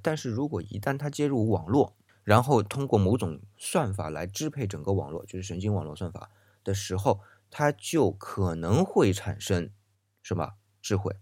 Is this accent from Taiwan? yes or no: no; China; 我们中国人